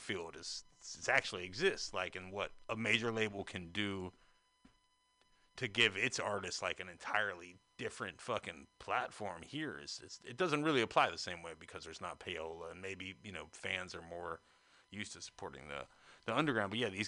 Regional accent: North Carolina, United States; moved away as an adult; now in San Francisco, United States; being that I'm not from San Francisco, you know, I'm from North Carolina, but I've been here since 2005. And even from North Carolina, I was kind of aware of the connection

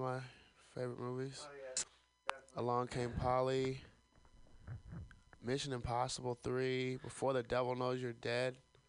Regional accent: Alabama, United States; I'm from Alabama.

